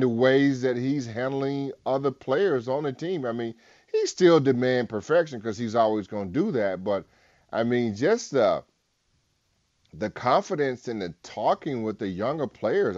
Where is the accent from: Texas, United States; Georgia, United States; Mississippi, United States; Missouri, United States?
Georgia, United States; Albany; moved away; my hometown, Albany, Georgia